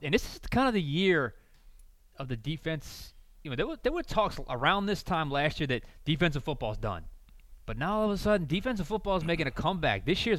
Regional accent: South Louisiana, United States; I'm from South Louisiana.

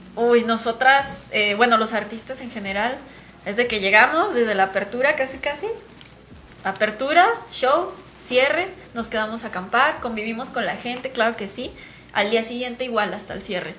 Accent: Guadalajara, Jalisco, Mexico; somos de aquí de Guadalajara, orgullosamente

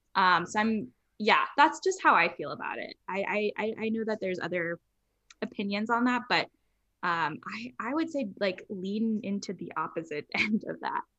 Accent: Los Angeles, California, United States; I grew up in Los Angeles. I grew up in Hollywood

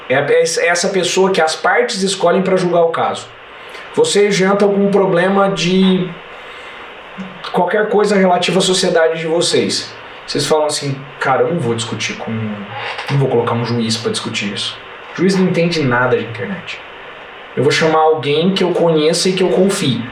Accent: Franca, São Paulo, Brazil; Eu sou de Franca, aqui eu chego em qualquer lugar em 15 minutos

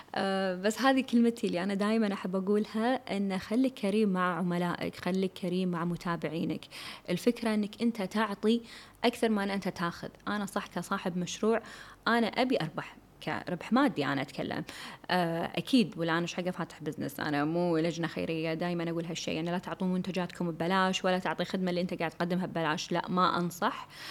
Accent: Kuwait; هنا عندنا بالكويت

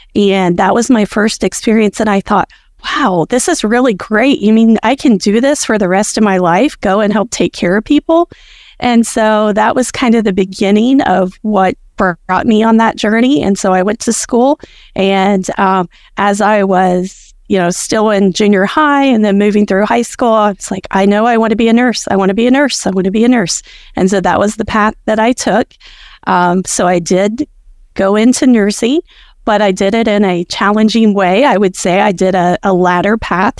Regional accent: rural Appalachia, United States; my rural Appalachia hometown area where I grew up and where I, um, work

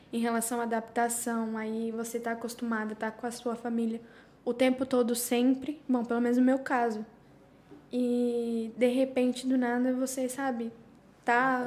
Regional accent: Curitiba, Paraná, Brazil; also born or lived in São José dos Pinhais; now in Spain; estou aqui há seis anos, sou de Curitiba, Paraná. Na verdade, eu morava em São José dos Pinhais

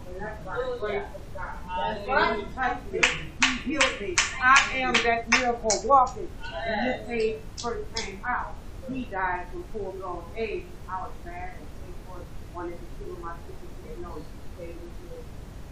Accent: Texas, United States; I was raised in Texas too

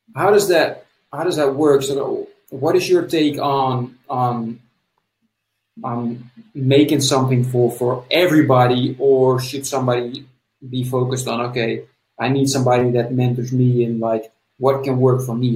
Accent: Netherlands; I'm from the Netherlands

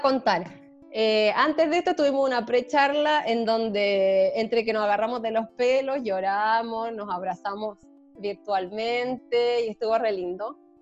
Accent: Chile; soy chilena

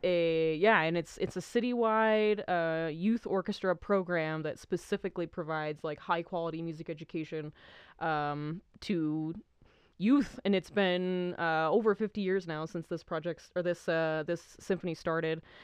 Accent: New Mexico, United States; born or raised there; also born or lived in Idaho

